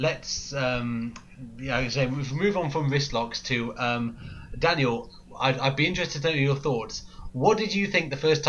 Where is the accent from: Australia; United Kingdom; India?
United Kingdom; Lincolnshire, East Midlands; I'm from Lincolnshire